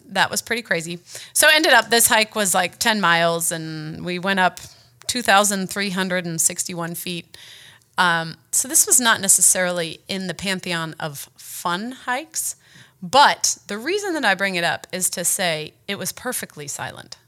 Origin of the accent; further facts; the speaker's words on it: United States; I'm a woman, I'm an American